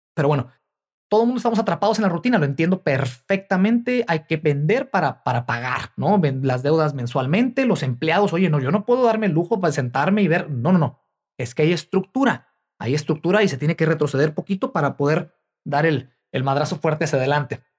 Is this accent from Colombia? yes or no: no; Mexico; moved away; mi país natal, eh, en México